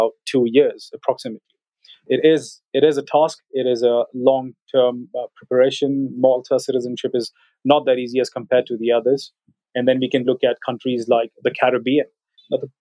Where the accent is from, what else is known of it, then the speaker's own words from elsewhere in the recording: India; our Indian passport